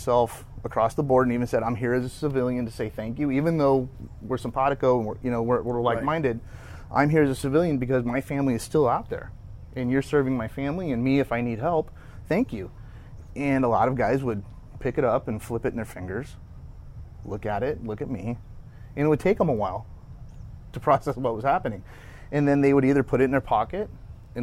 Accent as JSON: {"language": "English", "town": "Santa Rosa", "region": "California", "country": "United States", "said": "Santa Rosa, California"}